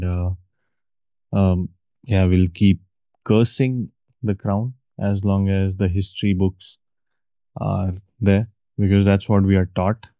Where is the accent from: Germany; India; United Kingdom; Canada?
India; moved away as an adult; now in Mexico; I said, India